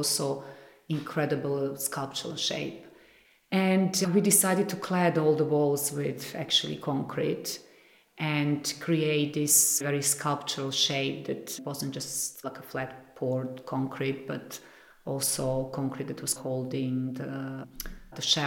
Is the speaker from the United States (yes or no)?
no; Belgrade, Serbia; moved away as an adult; now in London, United Kingdom; Color also comes from back home, definitely, because I grew up in a country that has a lot of color in nature as well